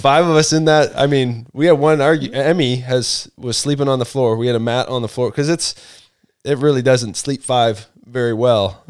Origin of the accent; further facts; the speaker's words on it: Canada; moved away; also born or lived in London, Ontario; I'm from Canada